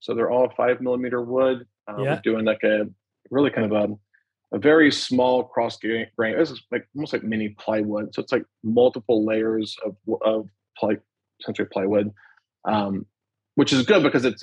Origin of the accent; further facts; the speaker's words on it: Alabama, United States; I'm from Alabama.